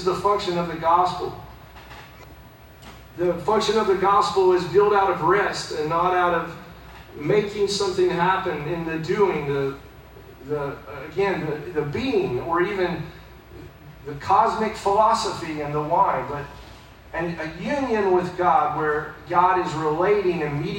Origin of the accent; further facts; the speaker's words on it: Fletcher, United States; I'm from around here. I was born in Fletcher